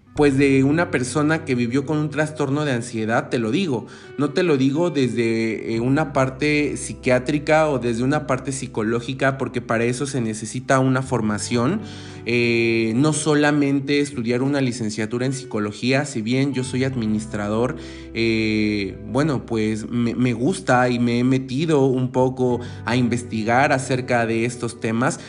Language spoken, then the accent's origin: Spanish; Mexico; te lo digo como mexicano